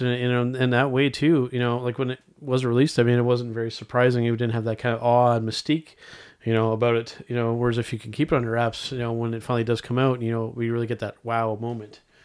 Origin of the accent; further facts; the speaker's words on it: Canada; Our home country of Canada